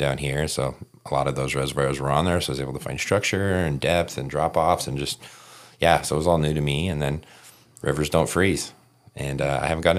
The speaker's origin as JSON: {"language": "English", "region": "Southern California", "country": "United States", "tie": "born or raised there", "moved": "as an adult", "lives_now": "Utah, United States", "said": "growing up in Southern California"}